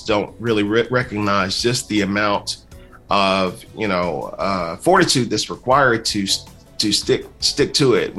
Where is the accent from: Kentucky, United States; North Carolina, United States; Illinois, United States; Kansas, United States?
Kentucky, United States; I'm from Kentucky